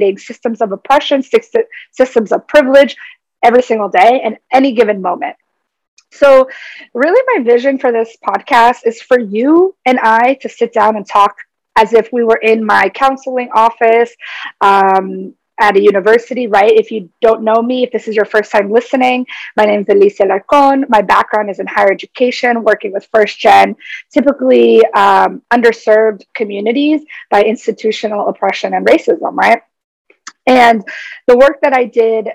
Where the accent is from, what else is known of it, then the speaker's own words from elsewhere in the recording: United States; I identify as Paraguayan American. I was born in the United States. However, my family is from Paraguay, so I hold Paraguayan lineage and ancestry